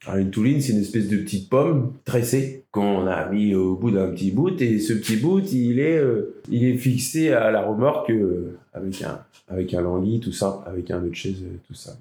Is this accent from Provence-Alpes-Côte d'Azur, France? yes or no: no; La Cotinière, Nouvelle-Aquitaine, France; J'ai grandi à la Cotinière.